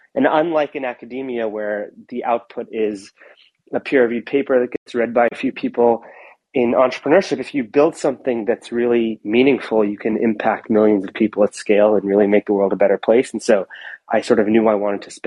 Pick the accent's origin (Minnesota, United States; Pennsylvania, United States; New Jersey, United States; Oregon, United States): Oregon, United States; Portland; moved away; I grew up in Portland, Oregon, and my parents were immigrants from India